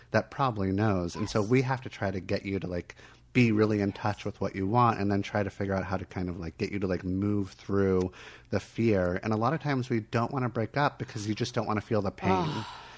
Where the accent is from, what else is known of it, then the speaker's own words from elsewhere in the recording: Miami, Florida, United States; I was born in Miami.